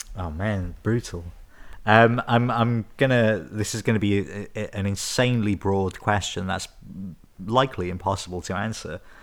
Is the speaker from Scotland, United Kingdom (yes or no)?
no; Newport, Wales, United Kingdom; I grew up in Newport